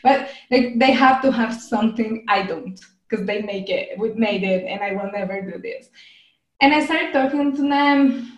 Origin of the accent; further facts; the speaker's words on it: Colombia; English is a second language; also born or lived in Brazil; I'm Colombian. I did most of my studies here in Colombia, and I did my PhD in Brazil. So I've never studied in an English-speaking country. I've never lived in an English-speaking country. I learned English because I love languages